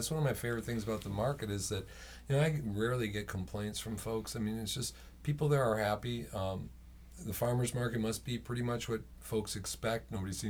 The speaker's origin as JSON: {"language": "English", "town": "Minneapolis", "region": "Minnesota", "country": "United States", "also_born_or_lived": "Portland / Southern California", "said": "I'm from Minneapolis. I moved from Portland to Southern California, and it was just horrible, and there were too many people, and I was scared, and I came home."}